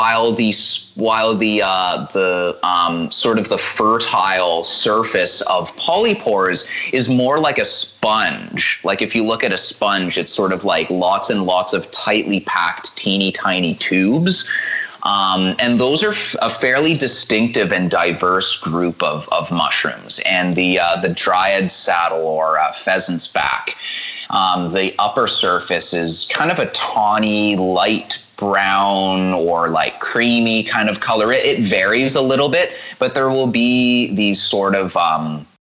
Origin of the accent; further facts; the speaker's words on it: Hamilton, Ontario, Canada; where I grew up in Hamilton